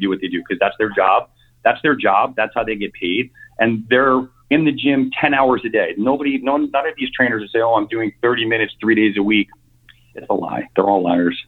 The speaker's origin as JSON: {"language": "English", "region": "New York", "country": "United States", "tie": "born or raised there", "also_born_or_lived": "Connecticut", "moved": "as an adult", "said": "born and raised in New York, um, lived there up until I was 41"}